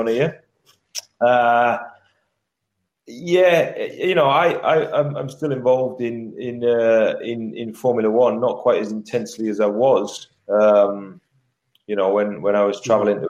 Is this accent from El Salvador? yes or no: no; Middlesbrough, North East England, United Kingdom; I come from the Northeast. I come from Middlesbrough, from humble beginnings